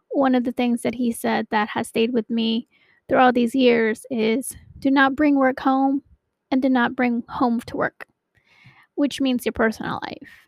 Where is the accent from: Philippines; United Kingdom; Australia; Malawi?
Philippines; now in United States; Anyway, so um, I hail from Maryland, but I'm originally from the Philippines.